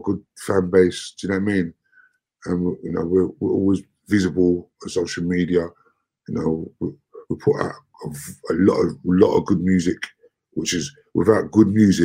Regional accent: London, United Kingdom; We're from Brixton

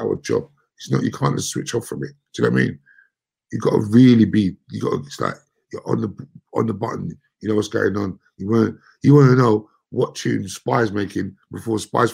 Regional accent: London, United Kingdom; We're from Brixton

